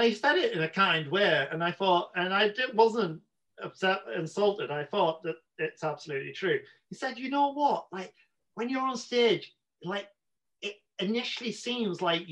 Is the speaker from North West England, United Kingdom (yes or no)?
no; Newcastle upon Tyne, North East England, United Kingdom; accent: Geordie; moved away as an adult; Newcastle where I'm from, like people think my accent's quite strong.